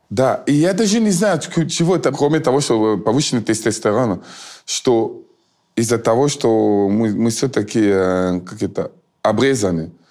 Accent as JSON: {"language": "Russian", "country": "Cameroon", "also_born_or_lived": "France", "second_language": "Russian", "moved": "yes", "lives_now": "Russia", "said": "я из Камеруна, я просто жил во Франции."}